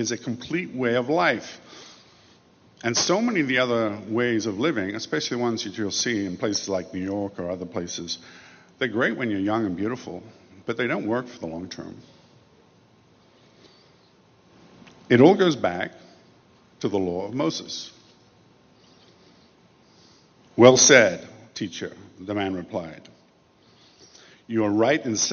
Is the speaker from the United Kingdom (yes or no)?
yes; England, United Kingdom; Although I grew up in England, I didn't go to church